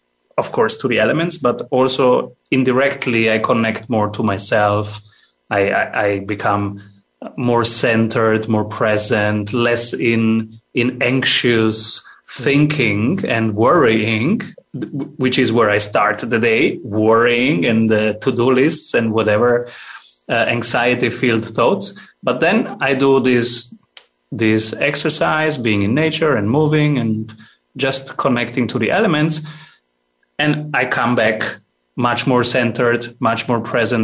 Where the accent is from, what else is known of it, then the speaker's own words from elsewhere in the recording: Italy; now in Austria; I am from Italy, and I moved to Austria